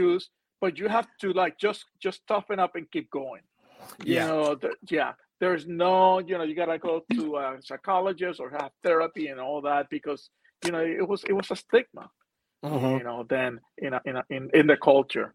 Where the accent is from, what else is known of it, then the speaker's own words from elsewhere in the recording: Puerto Rico; moved away; I'm from Puerto Rico originally